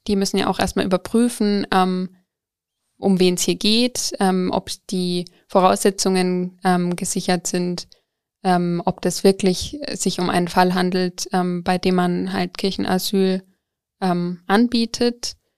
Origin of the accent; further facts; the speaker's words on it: Coburg, Bavaria, Germany; ich komme eigentlich aus Coburg